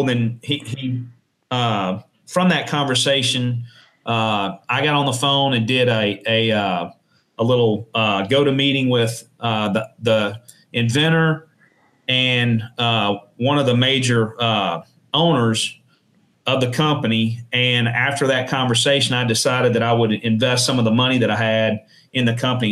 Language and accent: English; New Orleans, Louisiana, United States; moved away as an adult; also born or lived in Shreveport, Louisiana; now in Ruston, United States; I was born in Shreveport, and then I lived in uh, in New Orleans uh, until I enlisted